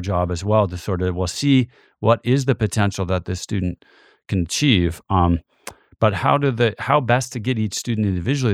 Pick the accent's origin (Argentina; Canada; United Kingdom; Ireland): Canada; now in Montana, United States; being Canadian